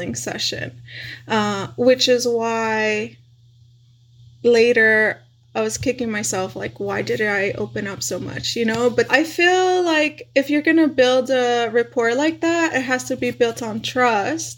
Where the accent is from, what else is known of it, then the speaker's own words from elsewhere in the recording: El Paso, Texas, United States; moved away as an adult; now in Houston, United States; I'm from El Paso, Texas. I just moved to Houston, but I will forever rep El Paso